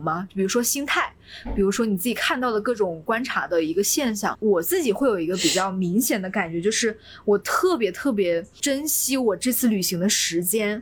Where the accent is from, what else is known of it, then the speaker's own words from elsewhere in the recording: China; 我是中国人